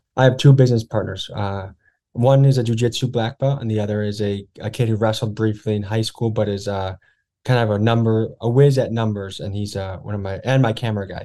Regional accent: Crystal Lake, Illinois, United States; moved away as an adult; also born or lived in Whitewater, Wisconsin / Milwaukee, Wisconsin; I grew up in white bread Crystal Lake, Illinois

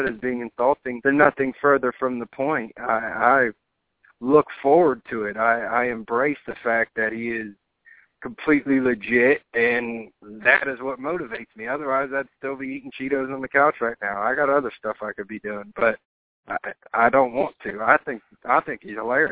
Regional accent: Ohio, United States; moved away; I just take pride that I'm from Ohio

